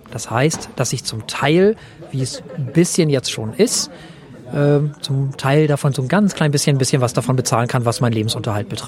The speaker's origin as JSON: {"language": "German", "town": "Flensburg", "region": "Schleswig-Holstein", "country": "Germany", "said": "Ich komme aus Deutschland, allerdings aus Flensburg, was bedeutet, dass ich deutscher Staatsbürger dänischer Nationalität bin."}